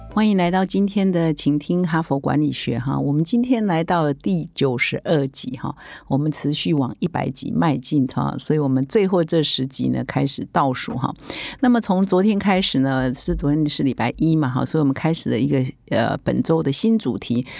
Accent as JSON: {"language": "Chinese", "country": "Taiwan", "said": "我们台湾人啊，或者是我们华人"}